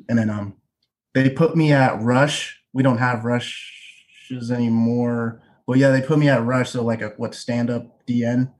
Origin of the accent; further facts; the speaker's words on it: Tacoma, Washington, United States; also born or lived in Bellevue, Washington; we're from Tacoma